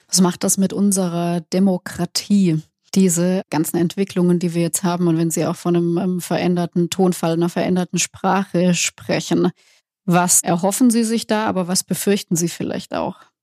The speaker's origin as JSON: {"language": "German", "area": "Swabia", "region": "Baden-Württemberg", "country": "Germany", "said": "als Schwäbin"}